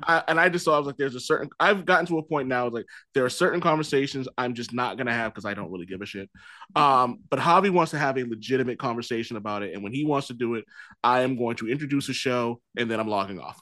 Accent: Boston, Massachusetts, United States; I'm from Mattapan. I'm from a very hood part of Boston

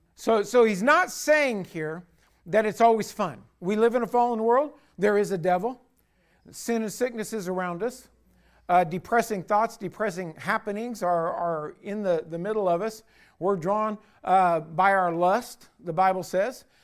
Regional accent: United States; as an American citizen

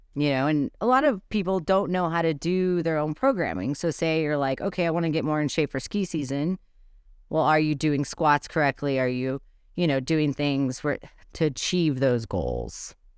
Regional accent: Brownsville, Texas, United States; now in Gunnison, United States; Brownsville, Texas. So on the border by the sea

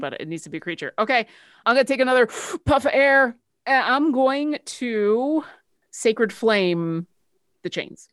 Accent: Buffalo, New York, United States; I grew up in Buffalo, and I'm married to a Canadian

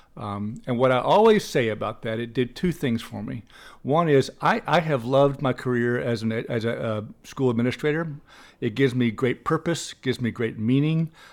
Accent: Little Rock, Arkansas, United States; I grew up in Little Rock, Arkansas, and, uh, went mostly to Catholic schools in Little Rock.

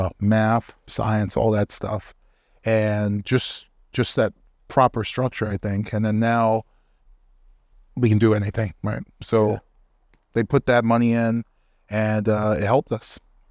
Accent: New York City, New York, United States; Oh, you have to like them. You're from the Bronx.

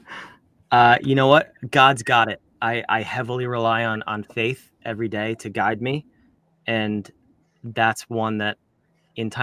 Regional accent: New Jersey, United States; we're from Jersey

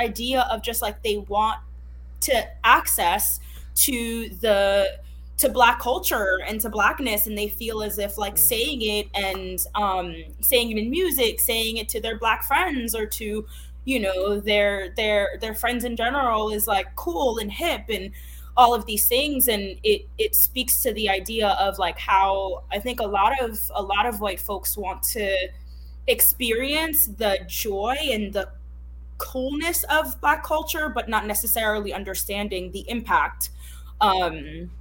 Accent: Haiti; first language Haitian Creole; English is a second language; moved away; English is not my first language, Creole is, I was born in Haiti.

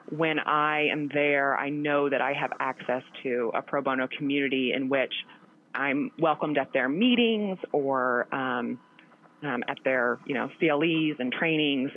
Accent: Chaffee, Missouri, United States; moved away as an adult; also born or lived in Columbia, Missouri; now in Kansas City, United States; I grew up in a very small town in the southeastern part of Missouri called Chaffee

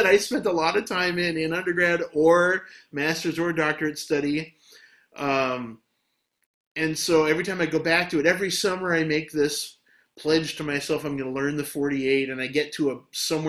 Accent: Lewiston, Maine, United States; moved away; also born or lived in Southern California / Bowling Green, Ohio; I'm born and raised in Maine

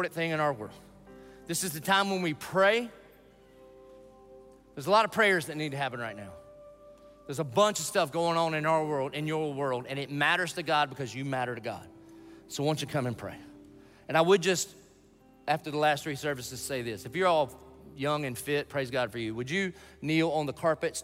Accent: the South, United States; I grew up in the South

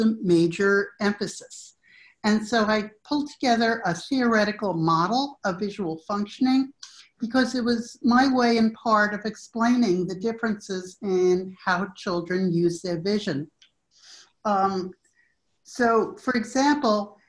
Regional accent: New York City, New York, United States; moved away as an adult; also born or lived in Illinois / Nashville, Tennessee; now in Austin, United States; I live in Austin, Texas, but I'm originally a New Yorker. Grew up in New York City

